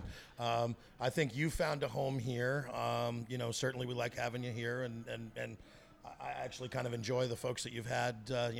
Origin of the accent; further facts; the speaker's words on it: Virginia, United States; also born or lived in Texas; I was born in Texas and raised in Virginia to a military family.